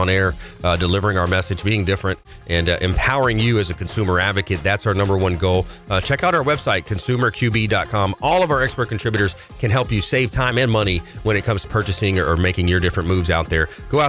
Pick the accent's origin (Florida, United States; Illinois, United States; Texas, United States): Florida, United States; LaBelle; I grew up in South Florida, small town called LaBelle.